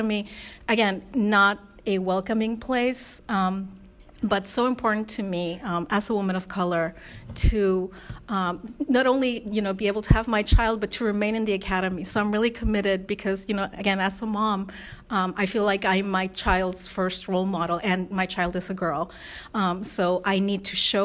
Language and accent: English; Spain; moved away; my mom is white from Spain and my dad's Korean, and I was raised primarily in Spain